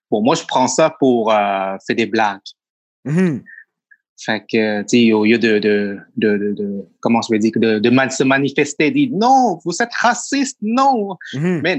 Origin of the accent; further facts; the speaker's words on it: Thailand; first language Thai; French is a second language; moved away as an adult; now in Quebec, Canada; je viens de la Thaïlande.